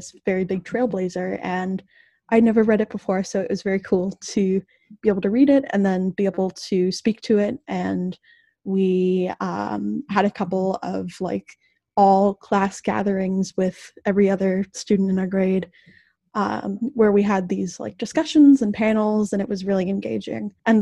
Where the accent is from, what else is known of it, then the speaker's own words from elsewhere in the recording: Minneapolis, Minnesota, United States; moved away as an adult; now in Iowa, United States; I'm from Minneapolis, where a lot of police brutality stuff happens very regularly.